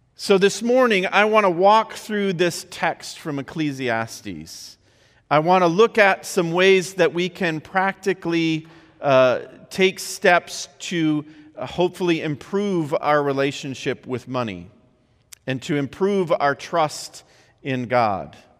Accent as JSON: {"language": "English", "region": "Midwest", "country": "United States", "tie": "born or raised there", "said": "I grew up in the Midwest"}